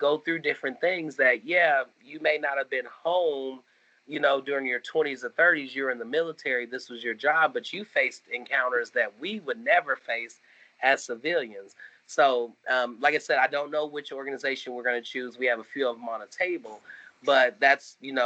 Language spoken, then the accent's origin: English; Kansas City, Missouri, United States; now in Texas, United States; I'm from Kansas City, Missouri. We have basements. I moved to Texas